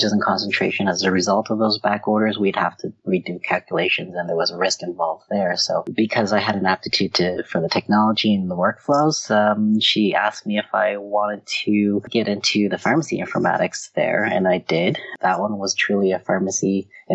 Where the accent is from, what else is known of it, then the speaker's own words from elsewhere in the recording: Halifax, Nova Scotia, Canada; moved away as an adult; also born or lived in Kingston, Ontario; I grew up in the East Coast in a town called Halifax in Nova Scotia, the province of Nova Scotia.